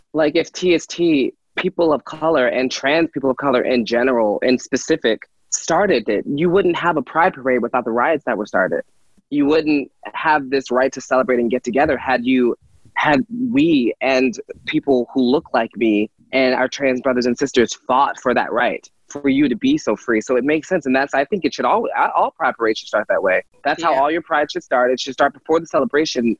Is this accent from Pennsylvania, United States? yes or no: yes; Philadelphia, Pennsylvania, United States; I was from Philadelphia